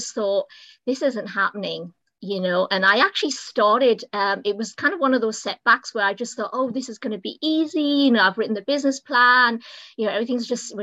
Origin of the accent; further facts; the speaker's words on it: United Kingdom; moved away as an adult; now in United States; as you can probably tell from my accent, I'm not American. I'm actually from the UK.